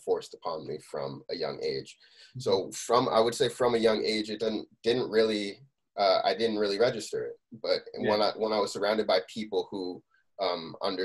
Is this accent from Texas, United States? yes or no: no; Scotch Plains, New Jersey, United States; I grew up in Scotch Plains, a lot of my friends played instruments